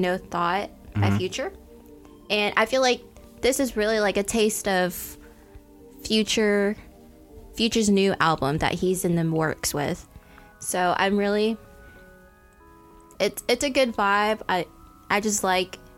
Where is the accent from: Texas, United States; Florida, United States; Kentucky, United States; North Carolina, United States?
Texas, United States; I was raised in Texas.